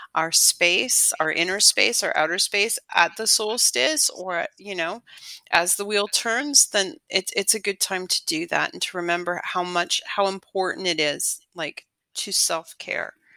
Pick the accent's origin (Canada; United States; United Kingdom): Canada; born or raised there; moved away as an adult